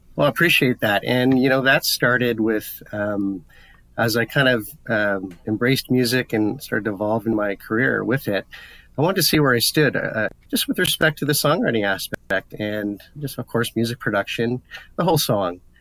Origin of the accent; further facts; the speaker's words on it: Ottawa, Ontario, Canada; I'm from Ottawa.